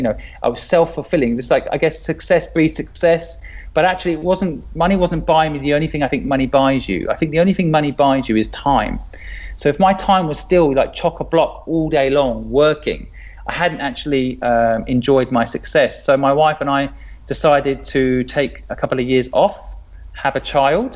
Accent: England, United Kingdom; moved away as an adult; also born or lived in Hong Kong; I'm English

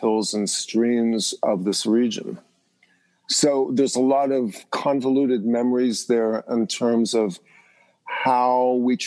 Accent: Pennsylvania, United States; where I grew up in Pennsylvania, I grew up in the mountains

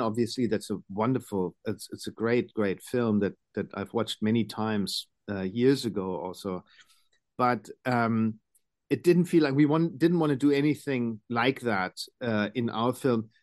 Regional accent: Germany

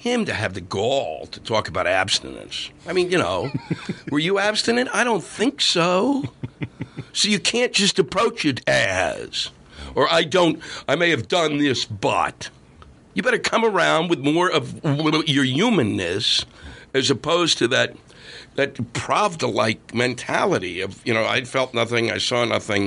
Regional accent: Silver Spring, Maryland, United States; this little room in Silver Spring, Maryland, my hometown

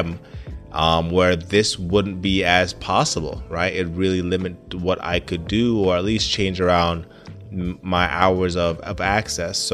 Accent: Jamaica; now in United States; Now, I grew up in Jamaica, or at least I was born in Jamaica and stayed there for some time

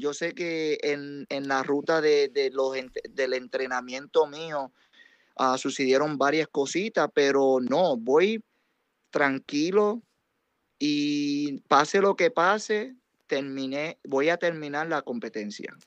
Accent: Yauco, Puerto Rico; now in New York, United States; Siendo puertorriqueño, soy bien orgulloso porque todavía tengo familia en Puerto Rico

